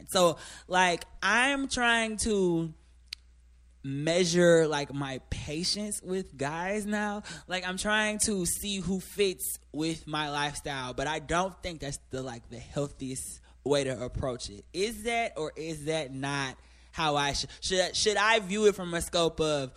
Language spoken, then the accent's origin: English; Midwest, United States; I'm from the Midwest